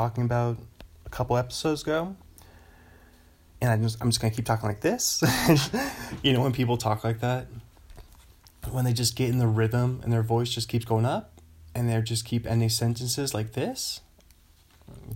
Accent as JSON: {"language": "English", "region": "Pacific Northwest", "country": "United States", "said": "I'm from the Pacific Northwest, the PNW."}